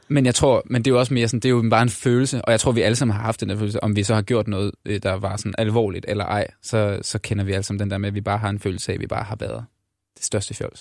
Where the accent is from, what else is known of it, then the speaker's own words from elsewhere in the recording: Denmark; moved away as an adult; now in Copenhagen, Denmark; der er jeg også fra Jylland